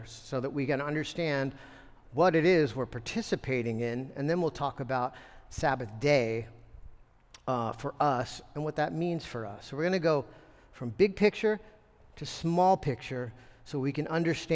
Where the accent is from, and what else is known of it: United States